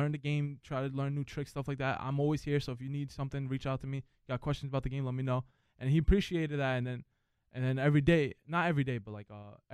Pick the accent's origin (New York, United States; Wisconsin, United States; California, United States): New York, United States; New York City; also born or lived in Boston; Growing up in New York